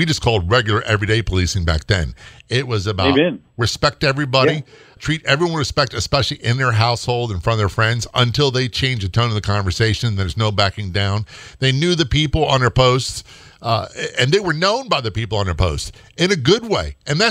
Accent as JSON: {"language": "English", "town": "Norfolk", "region": "Virginia", "country": "United States", "tie": "born or raised there", "said": "You know, I grew up in a military town. I grew up in Norfolk, Virginia. And, well, I lived everywhere."}